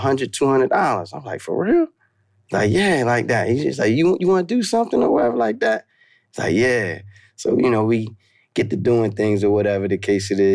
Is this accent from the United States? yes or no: yes; Maryland, United States; also born or lived in Baltimore / Washington, D.C.; I grew up in Maryland Eastern Shore